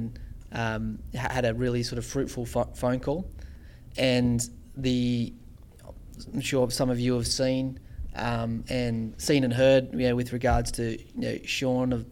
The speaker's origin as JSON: {"language": "English", "area": "Central Coast", "region": "New South Wales", "country": "Australia", "tie": "born or raised there", "said": "growing up on the Central Coast"}